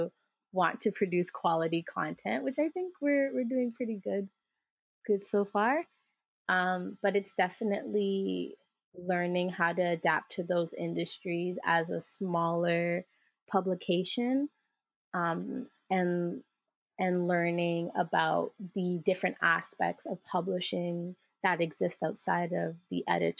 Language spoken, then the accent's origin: English; Jamaica; both experientially as a Jamaican person or a person of the diaspora